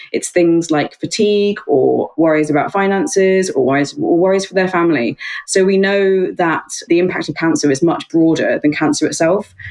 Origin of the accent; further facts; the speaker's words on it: New Zealand; also born or lived in Australia / Yorkshire; now in United Kingdom; I'm over in the UK and I'm a Kiwi by birth, half Kiwi, half Aussie